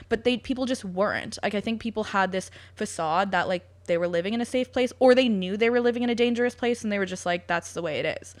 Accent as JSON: {"language": "English", "town": "London", "region": "Ontario", "country": "Canada", "tie": "born or raised there", "also_born_or_lived": "United Kingdom", "said": "my hometown"}